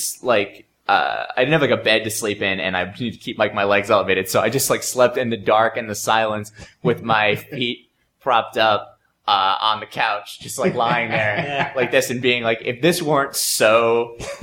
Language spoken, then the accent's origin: English; New Jersey, United States; moved away as an adult; I'm from New Jersey originally